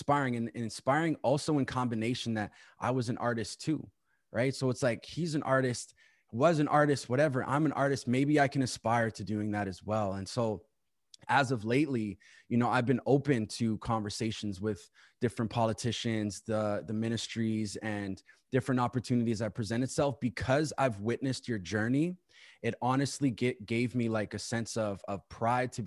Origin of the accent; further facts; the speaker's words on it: Winnipeg, Manitoba, Canada; now in Ottawa, Canada; I was born and raised in Winnipeg too